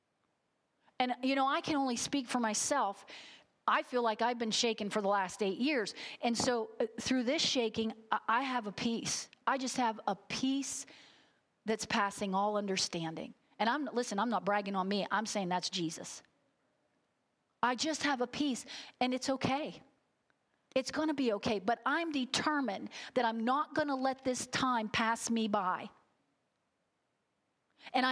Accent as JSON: {"language": "English", "country": "United States", "said": "American Christians"}